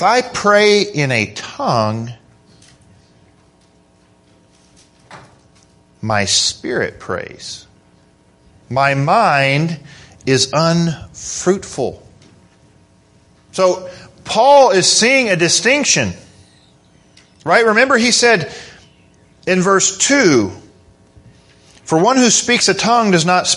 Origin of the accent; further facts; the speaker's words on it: Kentucky, United States; we're from Kentucky